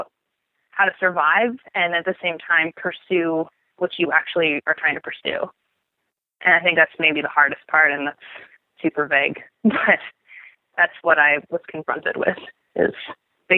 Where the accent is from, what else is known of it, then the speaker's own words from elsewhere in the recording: Portland, Oregon, United States; I grew up in Oregon.